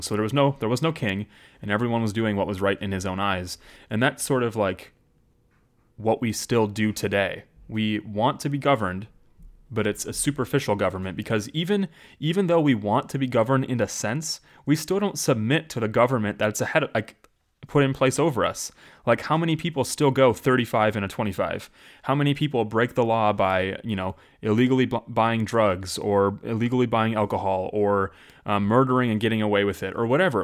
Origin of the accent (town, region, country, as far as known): United States